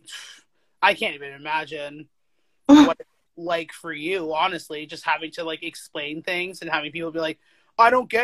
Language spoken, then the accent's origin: English; Toronto, Ontario, Canada; I grew up in Scarborough